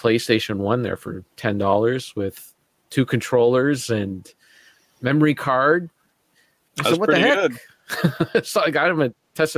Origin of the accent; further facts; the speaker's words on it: Sudbury, Ontario, Canada; moved away; I was in Sudbury, in my hometown of Sudbury at the time